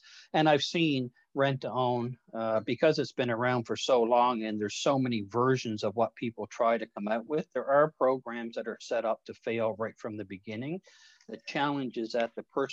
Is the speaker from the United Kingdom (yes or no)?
no; Newfoundland and Labrador, Canada; I'm a Newfoundlander by birth